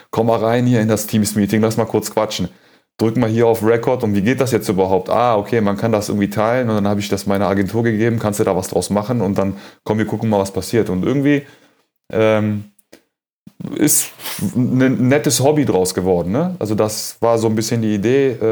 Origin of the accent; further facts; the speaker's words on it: Cologne, North Rhine-Westphalia, Germany; ähm, Nationalität Kölner, ähm, geboren 81 in der Südstadt im Klösterchen, so wie meine Tochter dann äh, fast 35 Jahre später auch. Ähm, genau, die Wurzeln kommen aus dem Iran.